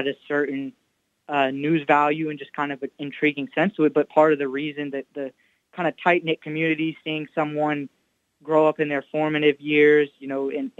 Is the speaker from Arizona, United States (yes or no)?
no; North Carolina, United States; moved away; I'm from North Carolina originally